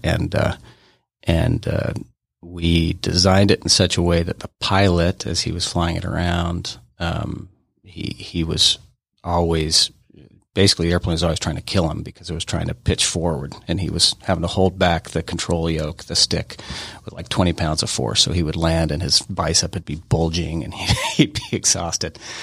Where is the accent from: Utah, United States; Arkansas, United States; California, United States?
Utah, United States; Ogden; also born or lived in Denver, Colorado; I grew up in Ogden, Utah